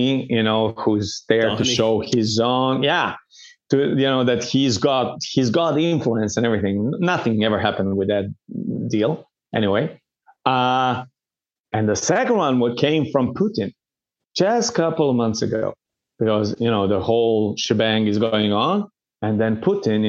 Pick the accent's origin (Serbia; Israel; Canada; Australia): Serbia; moved away; I was raised in Serbia. My parents live in Serbia. So I kind of, you know, I'm at home when I go there.